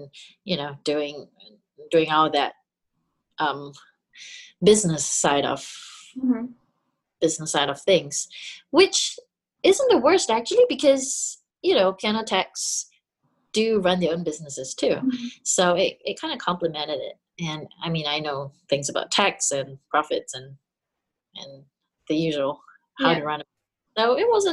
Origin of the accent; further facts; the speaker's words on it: Singapore; moved away as an adult; I grew up in Singapore